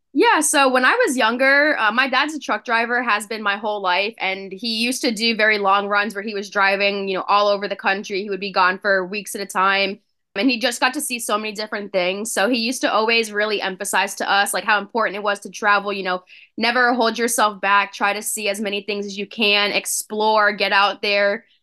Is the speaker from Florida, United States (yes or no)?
yes; Spring Hill, Florida, United States; moved away as an adult; now in Connecticut, United States; I grew up in Florida, born and raised, lived there my whole life up until I graduated from F G C U in twenty eighteen